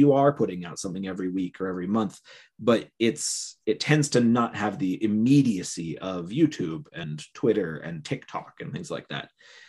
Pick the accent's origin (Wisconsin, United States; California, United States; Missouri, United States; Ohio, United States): Ohio, United States; Cleveland; moved away as an adult; now in Utah, United States; I was born in Cleveland.